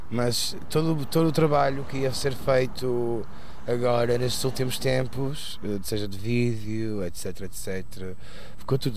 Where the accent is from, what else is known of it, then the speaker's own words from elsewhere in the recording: Porto, Norte, Portugal; próximo disco chamado … que é um interlúdio e uh, é, um, é um rod, um hino à minha cidade, claro, onde cresci.